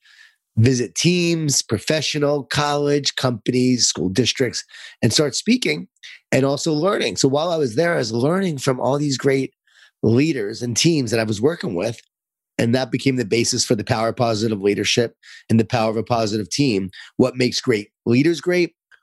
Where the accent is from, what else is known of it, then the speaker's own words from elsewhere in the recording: Lisle, New York, United States; I grew up in Lyle, New York, in a Jewish Italian family